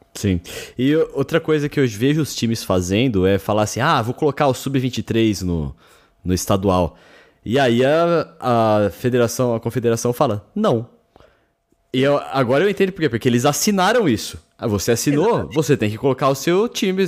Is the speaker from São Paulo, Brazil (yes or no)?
yes; São Paulo, Brazil; Eu falo Paulistão porque a gente é de São Paulo